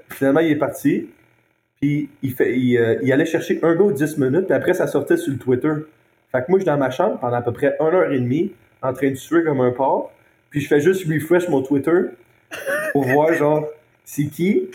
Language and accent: French; Montreal, Quebec, Canada; also born or lived in Halifax; chez nous à Montréal